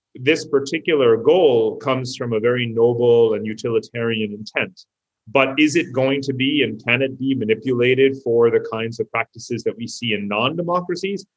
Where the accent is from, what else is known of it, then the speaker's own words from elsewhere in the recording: United States; I grew up as an American.